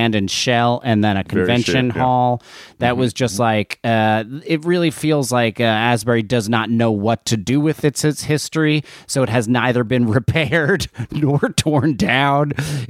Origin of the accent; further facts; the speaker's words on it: Australia; now in United States; As an Australian, I love it there in the winter.